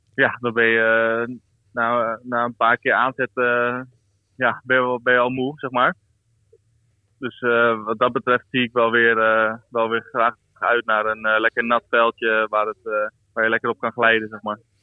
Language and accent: Dutch; Netherlands; moved away as an adult; now in South Africa; als Nederlander ben ik een beetje opgegroeid eh, met ook een beetje regen en een beetje wind.